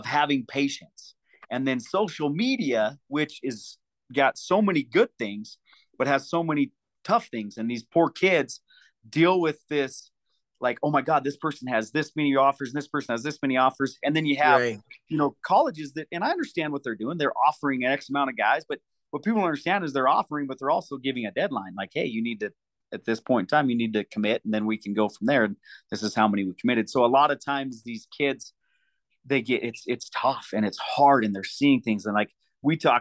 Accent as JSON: {"language": "English", "town": "Deer Lodge", "region": "Montana", "country": "United States", "said": "I am from Deer Lodge, Montana"}